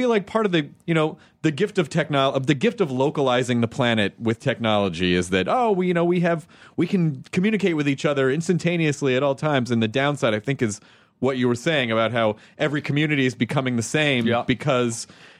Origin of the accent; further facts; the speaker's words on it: Tennessee, United States; also born or lived in Kentucky; I'm from the South. I mean, like I grew up in Tennessee, and I was born in Kentucky